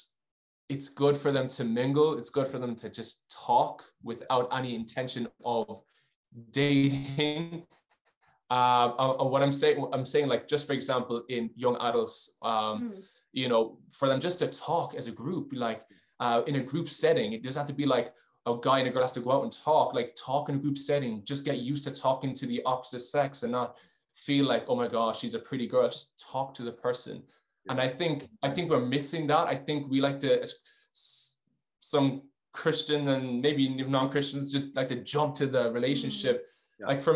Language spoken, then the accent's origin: English; Ireland; now in Geneva, Switzerland; I'm Irish. I'm a huge Irish man.